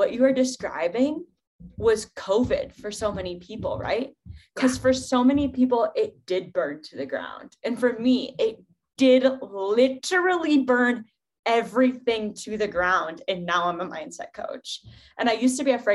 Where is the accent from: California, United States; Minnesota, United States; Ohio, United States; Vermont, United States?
Ohio, United States; also born or lived in Seattle; now in Colorado, United States; I grew up in Ohio